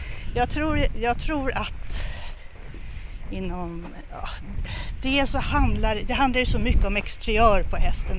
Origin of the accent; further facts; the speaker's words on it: Stockholm, Stockholm County, Sweden; jag är uppvuxen i, på Söder, i Bagarmossen och sen i Fittja. Så jag är ett riktigt förortsbarn